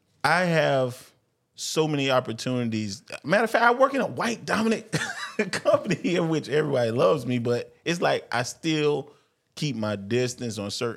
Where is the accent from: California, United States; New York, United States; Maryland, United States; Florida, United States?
Florida, United States; I grew up in Florida. You know what I'm saying? I'm a Floridian.